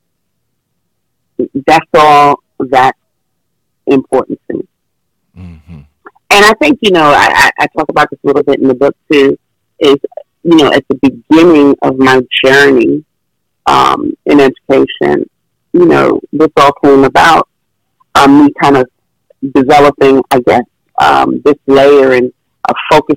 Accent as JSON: {"language": "English", "region": "New York", "country": "United States", "said": "I was from New York"}